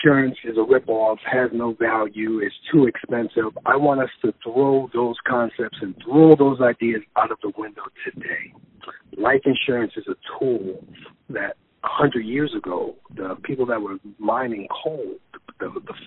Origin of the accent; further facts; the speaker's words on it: New York City, New York, United States; now in Los Angeles, United States; I am born and raised in New York City